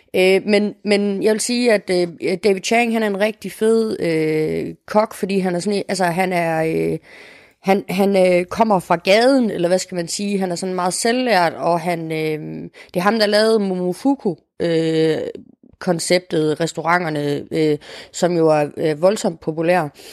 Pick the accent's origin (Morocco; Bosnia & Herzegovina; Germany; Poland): Morocco; now in Denmark; jeg jo som marokkaner